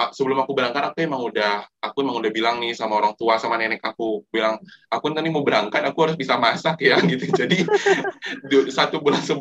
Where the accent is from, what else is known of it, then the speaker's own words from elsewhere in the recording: Padang, West Sumatra, Indonesia; apalagi aku dari Padang ya